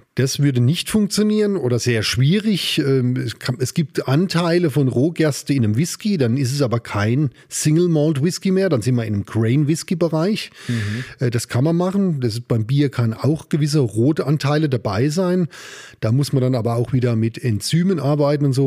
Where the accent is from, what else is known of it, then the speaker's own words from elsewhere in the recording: Amorbach, Bavaria, Germany; moved away as an adult; also born or lived in Upper Palatinate; ich bin aus Ammerbach